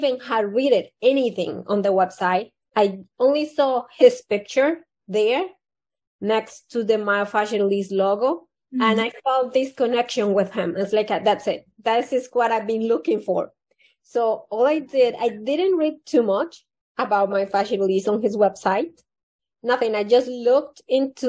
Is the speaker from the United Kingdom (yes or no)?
no; Colombia; moved away; I was born in Colombia, South America.